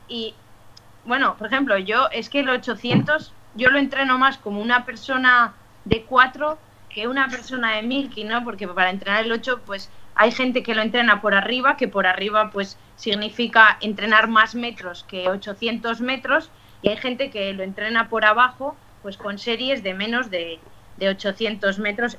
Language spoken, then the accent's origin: Spanish; Logroño, La Rioja, Spain; los que somos de Logroño